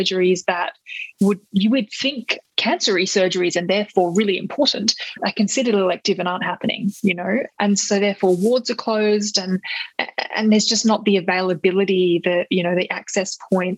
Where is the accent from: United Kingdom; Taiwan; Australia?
Australia; as an Australian citizen